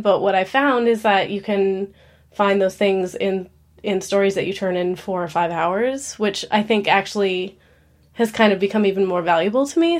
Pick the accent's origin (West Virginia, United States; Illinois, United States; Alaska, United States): Alaska, United States; moved away as an adult; now in Nashville, United States; I'm born and raised in Alaska